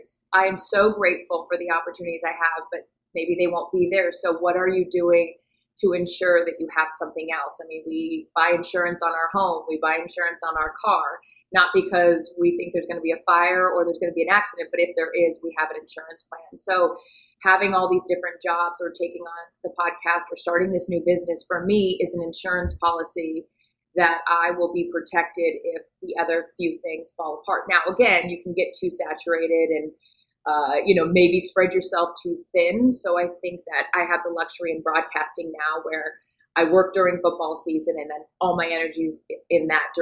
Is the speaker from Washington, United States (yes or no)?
yes; Seattle, Washington, United States; moved away; I'm from Seattle